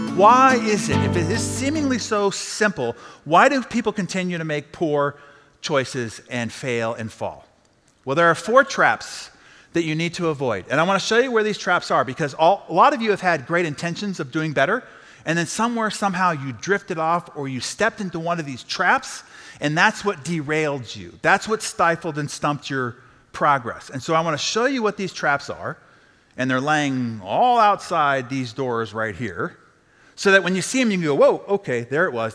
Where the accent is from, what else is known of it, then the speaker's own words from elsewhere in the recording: San Diego, California, United States; I'm from San Diego